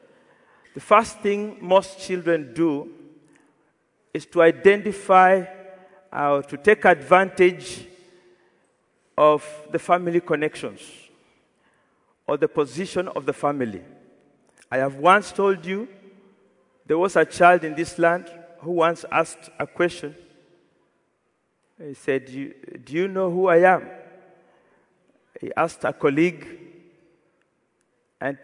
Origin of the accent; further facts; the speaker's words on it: Kenya; moved away; I'm from Kenya.